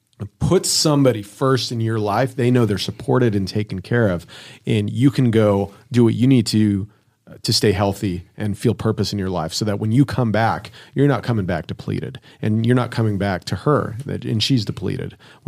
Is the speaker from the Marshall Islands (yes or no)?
no; Winnipeg, Manitoba, Canada; From my hometown, we have … came out of there